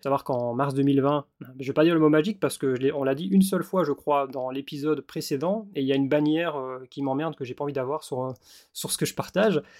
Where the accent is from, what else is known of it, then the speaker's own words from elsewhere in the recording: Belgium; also born or lived in Wallonia / Australia; je suis belge. Et donc forcément, je suis installé en tant qu'indépendant en Belgique, en région wallonne.